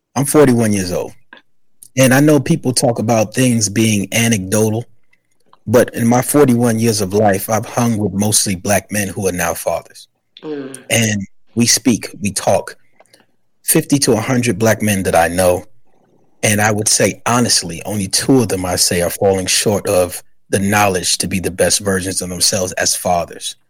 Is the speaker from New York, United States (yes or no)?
yes; New York City, New York, United States; also born or lived in South Carolina; I'm from the Bronx, New York